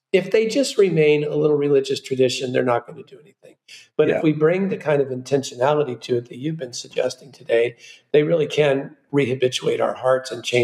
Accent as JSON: {"language": "English", "region": "Southern California", "country": "United States", "tie": "born or raised there", "said": "I come from Southern California and lived very near South Coast Plaza my whole life"}